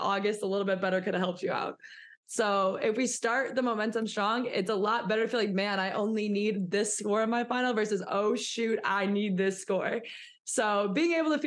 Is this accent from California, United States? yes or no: no; St. Charles, Missouri, United States; moved away as an adult; also born or lived in Iowa; I am from St. Charles, Missouri.